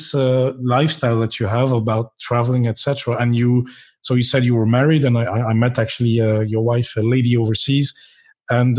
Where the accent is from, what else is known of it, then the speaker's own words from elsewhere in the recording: Belgium; also born or lived in India; I was born in India, so I'm Belgian, but I was born there